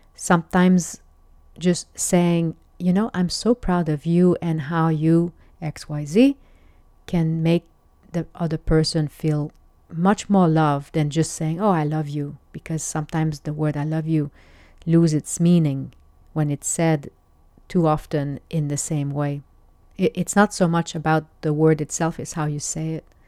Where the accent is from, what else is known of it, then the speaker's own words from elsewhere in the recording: Quebec, Canada; I'm French Canadian